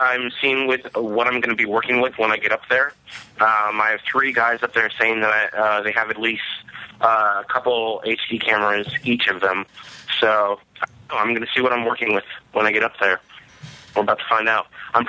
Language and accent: English; California, United States